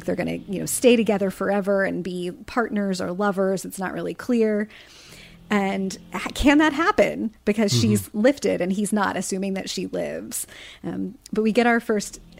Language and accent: English; Midwest, United States; growing up in the Midwest where we both did